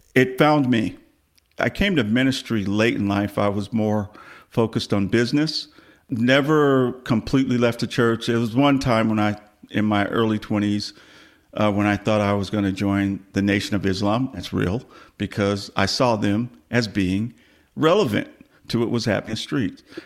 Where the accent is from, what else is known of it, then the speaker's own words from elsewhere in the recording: Los Angeles, California, United States; now in Dallas, United States; I grew up in Los Angeles